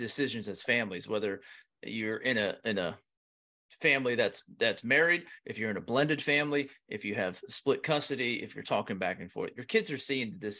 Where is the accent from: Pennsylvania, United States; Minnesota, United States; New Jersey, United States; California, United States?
Pennsylvania, United States; I'm from Pennsylvania